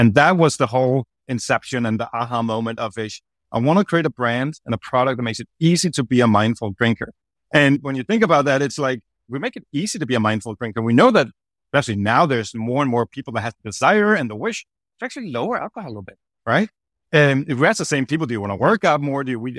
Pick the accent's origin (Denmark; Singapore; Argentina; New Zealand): Denmark; Copenhagen, Capital Region of Denmark; I'm from Copenhagen, Denmark, originally.